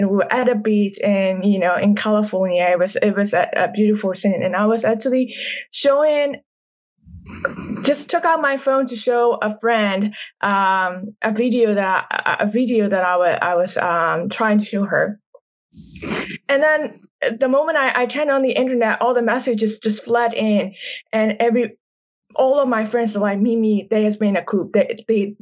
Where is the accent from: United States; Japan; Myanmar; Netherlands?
Myanmar; moved away; I grew up in Myanmar.